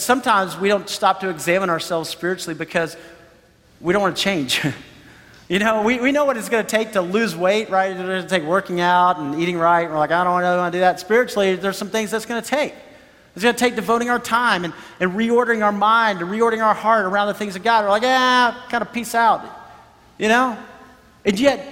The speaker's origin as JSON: {"language": "English", "country": "United States", "said": "we're from America"}